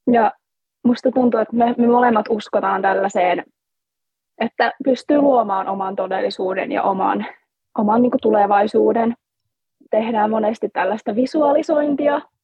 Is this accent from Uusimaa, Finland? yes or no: no; Joensuu, North Karelia, Finland; me ollaan siis kotoisin Joensuusta Pohjois-Karjalasta